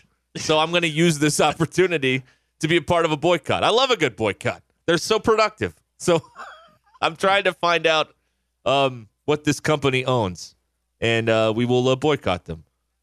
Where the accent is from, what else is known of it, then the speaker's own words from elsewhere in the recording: Searcy, Arkansas, United States; Again, I'm from Searcy. We love a good boycott in Searcy.